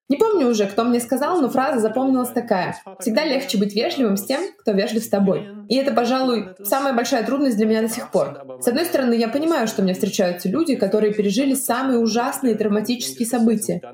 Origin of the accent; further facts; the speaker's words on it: Russia; now in Berlin, Germany; я из России